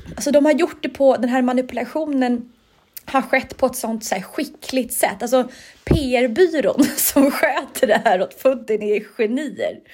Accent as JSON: {"language": "Swedish", "country": "Sweden", "said": "jag som svensk"}